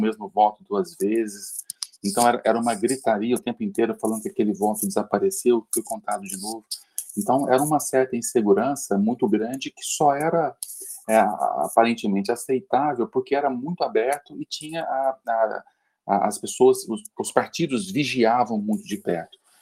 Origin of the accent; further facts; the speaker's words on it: Uberlândia, Minas Gerais, Brazil; now in São Paulo, Brazil; eu sou de Uberlândia, né? moro em São Paulo, mas eu sou de Uberlândia, e lá tinha alguns amigos que participavam da eleição e contratava a gente como adolescente